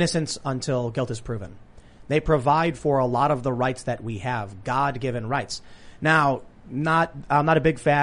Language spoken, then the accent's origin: English; Chicago, Illinois, United States; I was growing up in Chicago